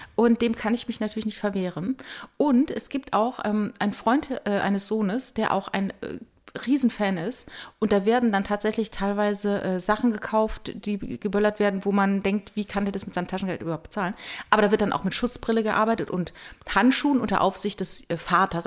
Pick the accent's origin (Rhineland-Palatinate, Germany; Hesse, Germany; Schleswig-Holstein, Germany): Rhineland-Palatinate, Germany; Ich komme halt aus der Pfalz.